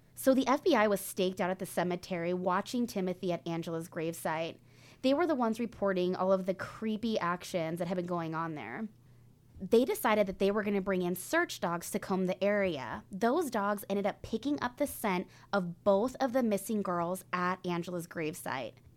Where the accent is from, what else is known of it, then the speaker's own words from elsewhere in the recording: Northern California, United States; when I was younger, growing up in Northern California